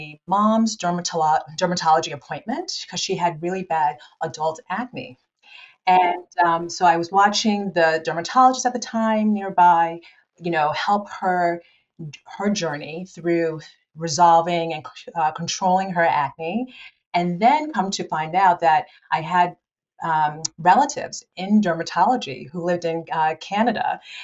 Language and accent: English; Ghana; now in New Jersey, United States; I'm originally from Ghana. That's where I was born